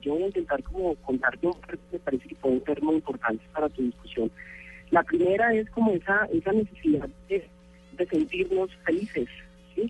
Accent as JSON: {"language": "Spanish", "country": "Colombia", "said": "como patriotas, como colombianos"}